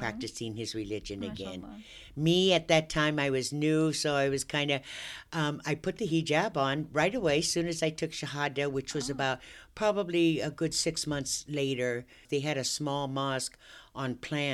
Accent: Long Beach, California, United States; moved away as an adult; now in Bakersfield, United States; I was born in Long Beach, California. I always grew up, you know, in a diverse neighborhood around blacks and whites

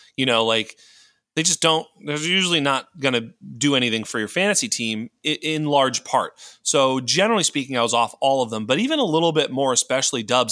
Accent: Boston, Massachusetts, United States; I'm from Boston

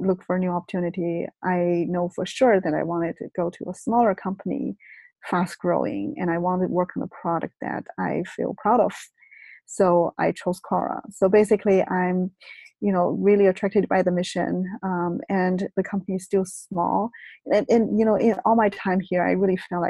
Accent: China; moved away as an adult; also born or lived in Beijing; now in California, United States; I was brought up in China. So I went to college in China

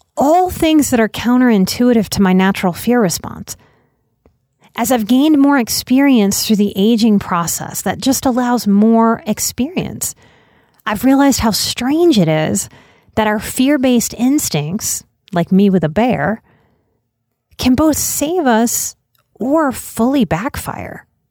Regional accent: Louisiana, United States; my home state of Louisiana

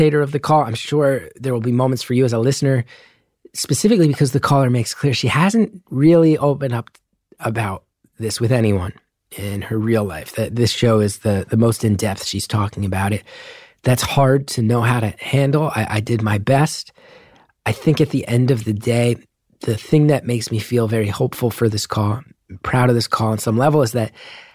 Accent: New Jersey, United States; moved away; growing up in New Jersey

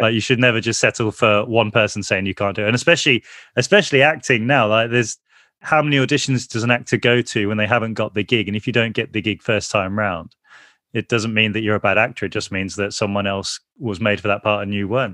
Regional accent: Birmingham, West Midlands, United Kingdom; we grew up in the Aston Villa part of the city

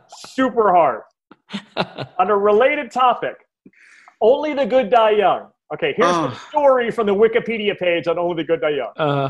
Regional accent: New York City, New York, United States; I'm from Brooklyn. I'm not even going to hide from it.

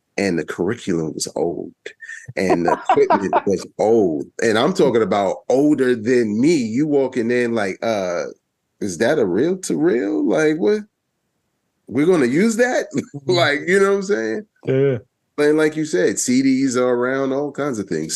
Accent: New York City, New York, United States; moved away as an adult; also born or lived in Baltimore, Maryland; I'm originally from Brooklyn, New York, Bedford Stuyvesant section, old Brooklyn

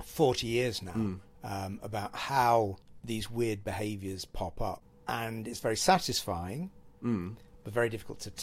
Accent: Cheadle Hulme, North West England, United Kingdom; I grew up in Cheadle Hume, which is near Stockport

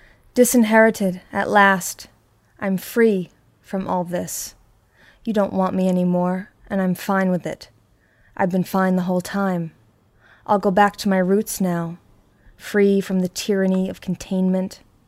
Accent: New York, United States; I'm undeniable. I was born here. So you can't tell me I'm not a New Yorker, but now you have to tell me where I can sleep.

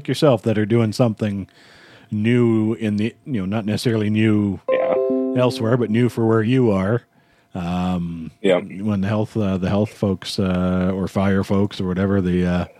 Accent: Winnipeg, Manitoba, Canada; I grew up in Winnipeg, so not too far from Minnesota

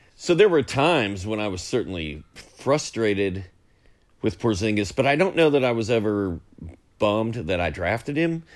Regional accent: Indianapolis, Indiana, United States; I, I grew up in Indy, and uh, Cincinnati was our closest team

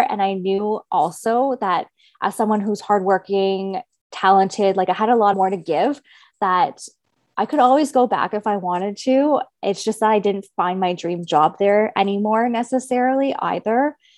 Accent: Kingston, Ontario, Canada; moved away as an adult; now in Toronto, Canada; I'm originally from Kingston, Ontario

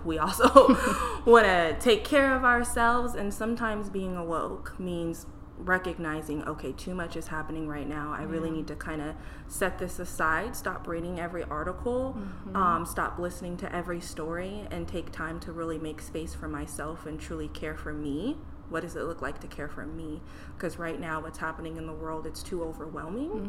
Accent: Burien, Washington, United States; I grew up in Berrien, and my mom was trying to find a therapist for me to see. And all throughout King County

